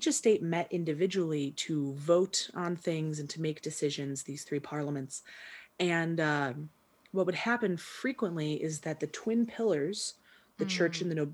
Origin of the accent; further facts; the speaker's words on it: United States; I'm very American